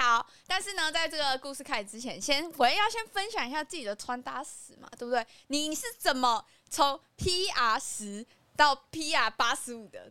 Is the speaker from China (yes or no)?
no; Taichung, Taiwan; 作为一个台中人